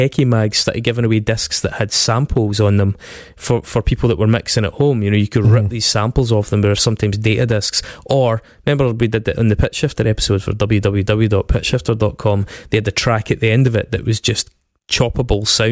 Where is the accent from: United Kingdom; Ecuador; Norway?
United Kingdom; Scotland; being Scottish